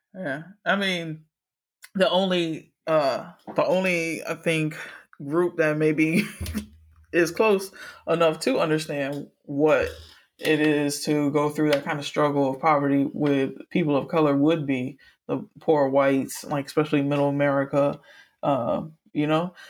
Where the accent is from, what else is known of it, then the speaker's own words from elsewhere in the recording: Miami, Florida, United States; I grew up in Miami, but still, it's a part of crazy ass Florida